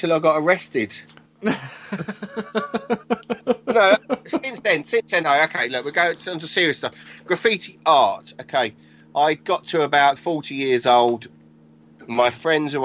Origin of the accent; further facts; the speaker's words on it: Tonbridge, South East England, United Kingdom; I grew up around Tunbridge, which is in southeast of England, Kent.